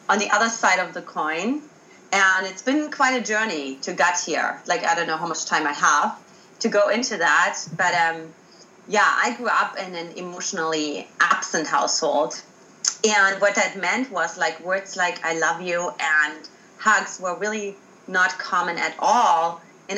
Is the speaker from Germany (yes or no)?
yes; Germany; accent: German; English is a second language; moved away as an adult; also born or lived in United States; I got myself out of Germany, in case you haven't identified my accent